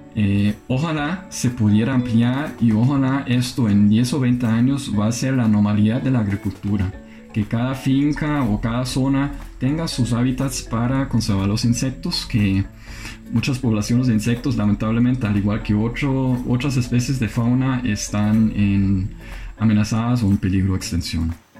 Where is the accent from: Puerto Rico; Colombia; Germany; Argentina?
Germany; moved away as an adult; now in Costa Rica; alemán, tengo 27 años de vivir en América Latina